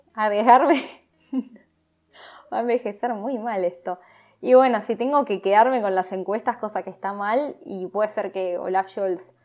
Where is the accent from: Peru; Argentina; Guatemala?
Argentina; yo soy argentina